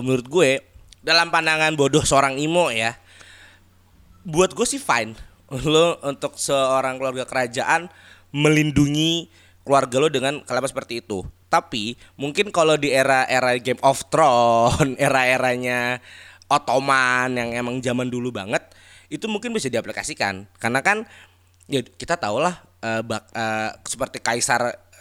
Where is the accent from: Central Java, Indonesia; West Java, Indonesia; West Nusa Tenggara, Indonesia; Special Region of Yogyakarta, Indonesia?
Special Region of Yogyakarta, Indonesia; kita kan juga orang Jogja